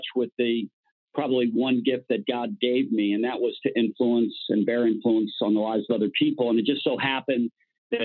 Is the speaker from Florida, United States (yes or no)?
yes; Miami, Florida, United States; growing up in Miami, I played baseball, football, basketball, and all the youth leagues